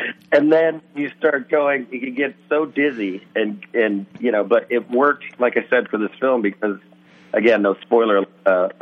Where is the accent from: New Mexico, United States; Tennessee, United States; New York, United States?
Tennessee, United States; Nashville; moved away; I grew up in Nashville, Tennessee